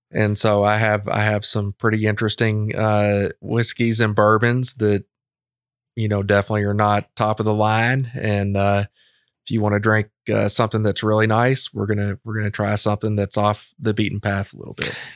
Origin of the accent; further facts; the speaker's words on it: Lexington, Kentucky, United States; I'm a Lexington boy